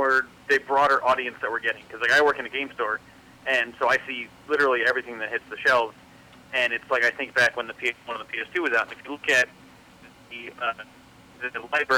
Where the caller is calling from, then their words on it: Philadelphia, Pennsylvania, United States; I'm in Philadelphia.